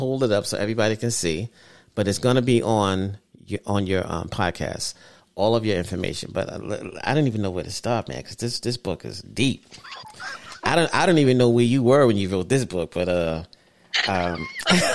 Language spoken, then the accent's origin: English; New York City, New York, United States; I'm from Brooklyn.